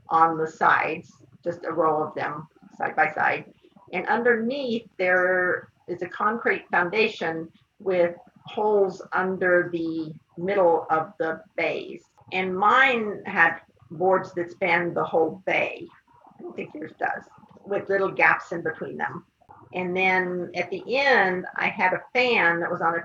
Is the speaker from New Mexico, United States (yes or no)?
yes; New Mexico, United States; moved away; also born or lived in Washington; as a kid growing up in New Mexico